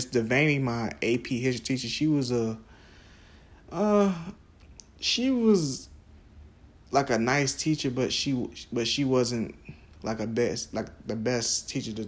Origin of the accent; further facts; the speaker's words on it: Jacksonville, Florida, United States; Arlington, you know, Jeff Davis, you know, typical schools in Duval County